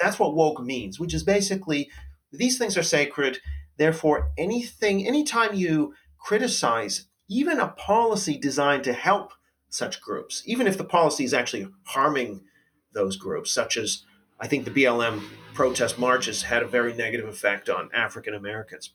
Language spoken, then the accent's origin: English; Canada; as a Canadian